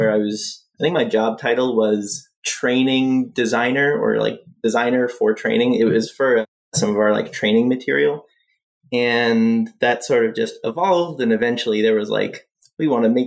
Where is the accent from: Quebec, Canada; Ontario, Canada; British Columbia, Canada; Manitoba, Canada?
Quebec, Canada; Montreal; moved away as an adult; now in Toronto, Canada; I'm actually from Montreal and I moved here like 7 years ago.